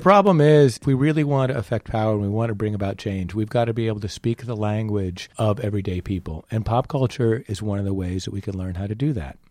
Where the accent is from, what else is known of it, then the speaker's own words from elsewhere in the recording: New England, United States; I was raised in New England.